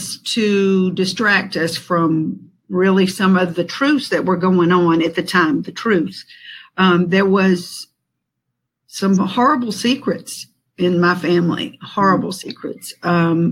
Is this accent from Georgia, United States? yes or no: yes; Atlanta, Georgia, United States; I was born here in Atlanta, Georgia, from a family that was born and raised